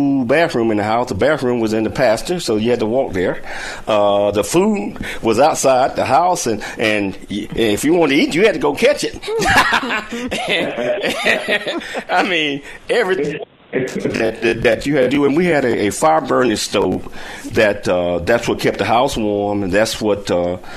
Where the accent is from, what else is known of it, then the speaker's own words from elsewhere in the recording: Chattanooga, Tennessee, United States; also born or lived in Alabama; I grew up in Chattanooga